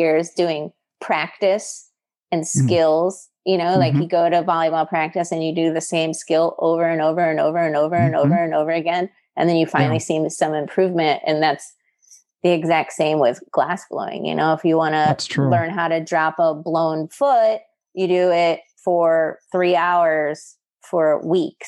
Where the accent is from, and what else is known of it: Midwest, United States; born or raised there